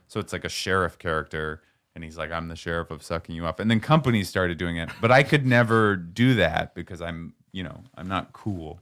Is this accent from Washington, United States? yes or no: yes; Seattle, Washington, United States; moved away; I'm from Seattle. We had alleys.